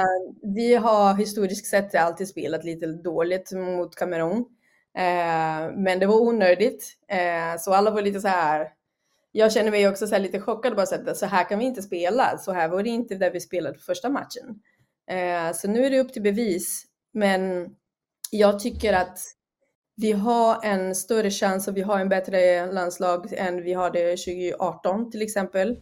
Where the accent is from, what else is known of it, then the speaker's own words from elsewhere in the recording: Brazil; moved away; vi spelade hemma i Brasilien